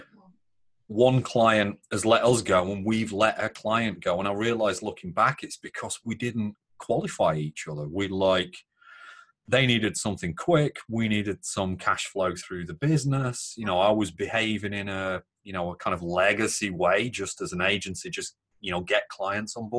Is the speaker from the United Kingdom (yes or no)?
yes; Northern England, United Kingdom; British and Northern